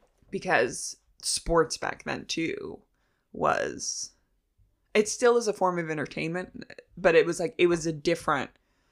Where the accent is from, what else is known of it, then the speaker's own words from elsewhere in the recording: Chicago, Illinois, United States; And sports for us. Because I grew up in Chicago.